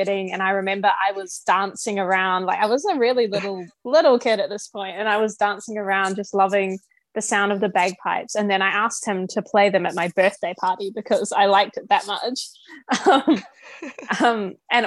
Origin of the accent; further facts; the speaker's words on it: New Zealand; I'm from New Zealand